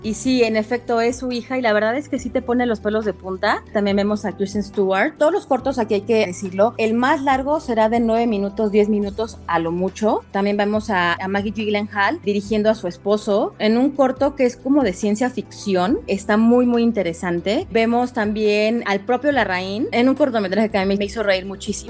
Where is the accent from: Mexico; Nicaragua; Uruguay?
Mexico; no somos creativos los mexicanos